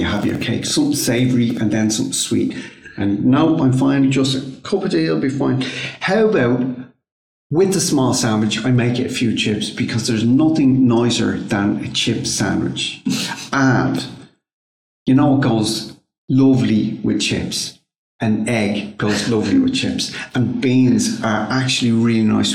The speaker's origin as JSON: {"language": "English", "country": "Ireland", "said": "I'm Irish"}